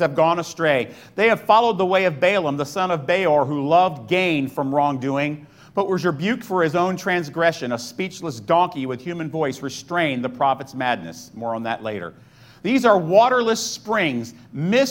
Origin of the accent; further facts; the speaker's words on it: Florida, United States; moved away; also born or lived in New Hyde Park, New York; I grew up in Florida